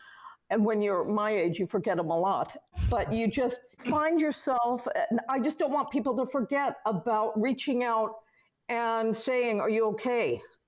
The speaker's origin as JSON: {"language": "English", "town": "Los Angeles", "region": "California", "country": "United States", "tie": "born or raised there", "also_born_or_lived": "London / New York", "said": "I grew up in Los Angeles, London, and New York because my mom was always on the road."}